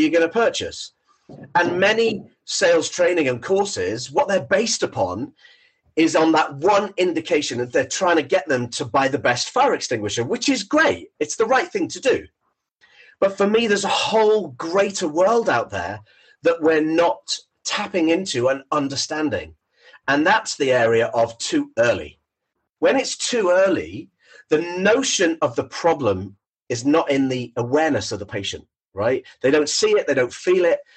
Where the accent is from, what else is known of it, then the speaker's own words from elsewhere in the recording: Thornton Hough, North West England, United Kingdom; I'm born and bred in Thornton Hough, which is on the Wirral